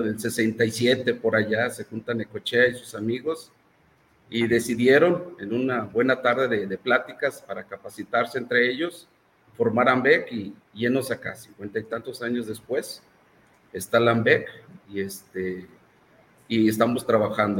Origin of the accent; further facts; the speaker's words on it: Mexico; como mexicanos